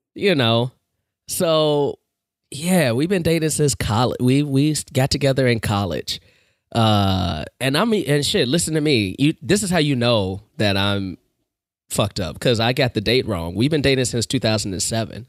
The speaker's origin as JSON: {"language": "English", "town": "Chicago", "region": "Illinois", "country": "United States", "tie": "born or raised there", "said": "I was born and raised on the South Side."}